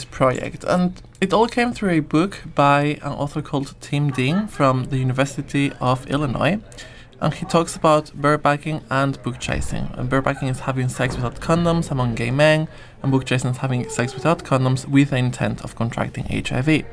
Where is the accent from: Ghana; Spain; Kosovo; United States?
Spain; moved away as an adult; also born or lived in Nottingham; now in Manchester, United Kingdom; I'm from Spain, but did my master's in Nottingham and then decided to come here to Manchester